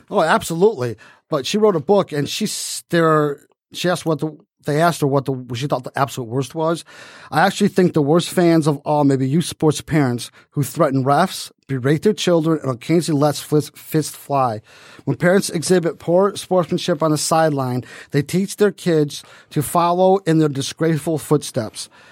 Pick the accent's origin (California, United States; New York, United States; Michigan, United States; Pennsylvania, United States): Michigan, United States; Detroit; I was from Detroit